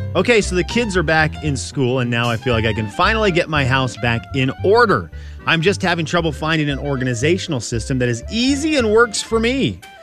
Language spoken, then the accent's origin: English; Pacific Northwest, United States; we're from the Pacific Northwest